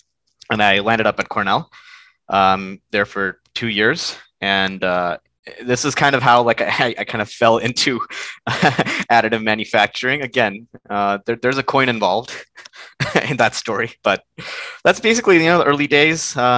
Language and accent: English; India; English is a second language; now in United States; So I was born in India, but then my family all moved to the USA when I was a really small kid. Lived here for like, I think 9 years before the family moved back to India.